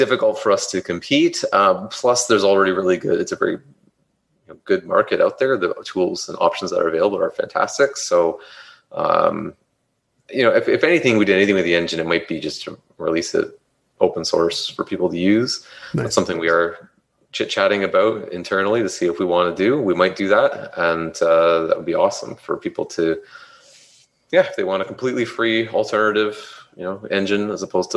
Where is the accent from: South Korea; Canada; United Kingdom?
Canada; we're from Canada